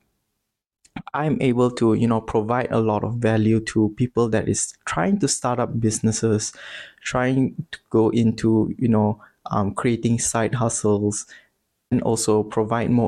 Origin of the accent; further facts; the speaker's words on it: Bintulu, Sarawak, Malaysia; moved away as an adult; now in Selangor, Malaysia; I'm actually from a small town called Bintulu, which is located in East Malaysia in Sarawak.